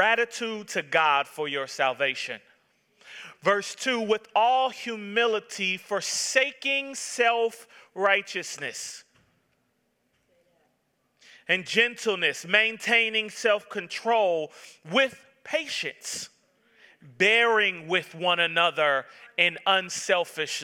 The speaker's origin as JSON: {"language": "English", "town": "Atlanta", "region": "Georgia", "country": "United States", "tie": "born or raised there", "said": "I was born and raised in Atlanta, Georgia"}